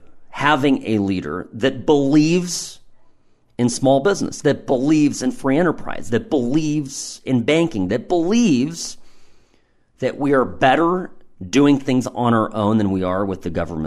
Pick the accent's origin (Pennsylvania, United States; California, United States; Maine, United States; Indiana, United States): California, United States; Irvine; I'm a kid that lived in the suburbs. I grew up in Irvine in California, and had, I don't know what, you know, my life consisted of a lot of stucco and perfectly manicured green belts.